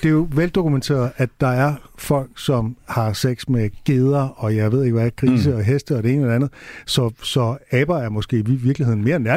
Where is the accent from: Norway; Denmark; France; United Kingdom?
United Kingdom; England; Jeg er fra England. I kan ikke ramme mig.